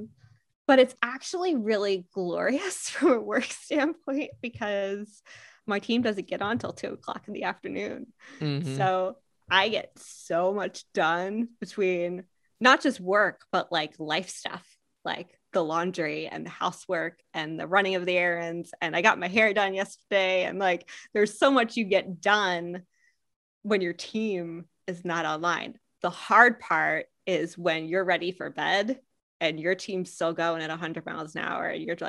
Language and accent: English; Pennsylvania, United States; also born or lived in New York / Seattle, Washington / California; My accent is a little bit all over the US. I'm originally from Pennsylvania. You can probably hear a little bit of PA in there. And I moved to New York for a bit and then Seattle and California and back to Seattle.